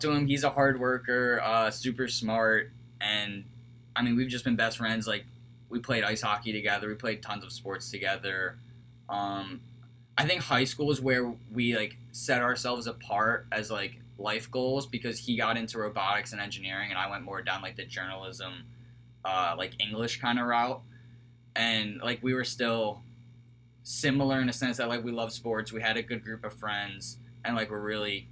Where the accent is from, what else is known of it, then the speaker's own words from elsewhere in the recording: Cherry Hill, New Jersey, United States; I'm from Cherry Hill, New Jersey, about 25 minutes from Philadelphia. Everyone here knows me as the Philly boy, even though I'm not really from Philly. I'm a nice suburban kid. Grew up playing a bunch of sports